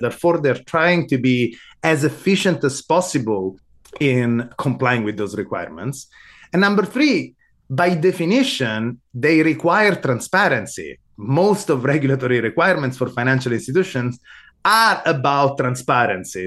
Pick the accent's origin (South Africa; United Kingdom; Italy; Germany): Italy; Sicily; moved away as an adult; also born or lived in Rome, Italy / Amsterdam, Netherlands; now in United States; I was born in Italy. I grew up in Sicily, of all places